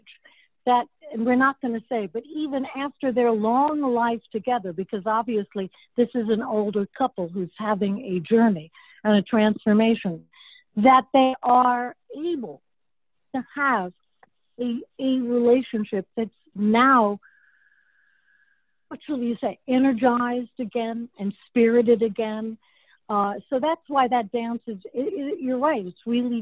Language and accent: English; Long Island, New York, United States; also born or lived in Jamaica, Queens, New York; now in California, United States; I was on Long Island. I was born in Jamaica